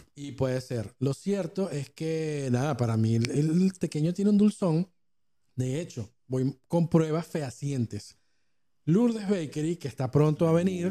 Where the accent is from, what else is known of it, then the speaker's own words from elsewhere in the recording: Venezuela; now in Argentina; nosotros como venezolanos